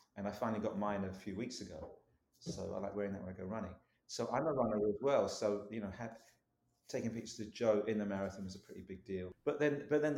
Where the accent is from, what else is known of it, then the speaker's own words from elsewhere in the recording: London, United Kingdom; moved away as an adult; now in San Francisco, United States; I'm from London, from East London